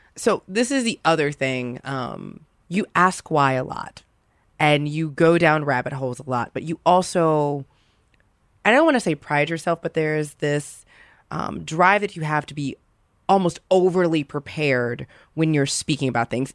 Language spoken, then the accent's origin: English; the South, United States; being from the South